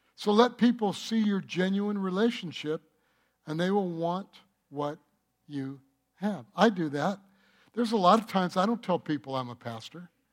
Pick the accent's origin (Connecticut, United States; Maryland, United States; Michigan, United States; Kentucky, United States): Michigan, United States; moved away; also born or lived in North Carolina / California; I grew up in Michigan